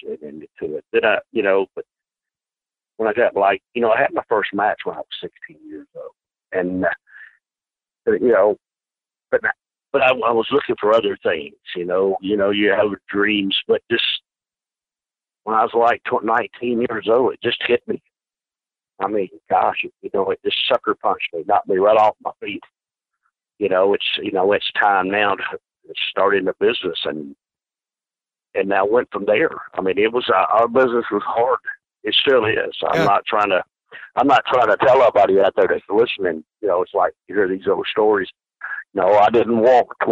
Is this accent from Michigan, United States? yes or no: no; New York City, New York, United States; I'm from New York City